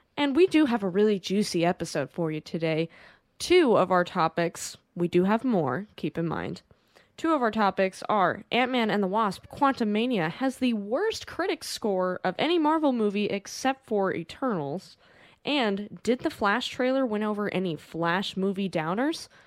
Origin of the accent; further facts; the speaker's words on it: United States; we're American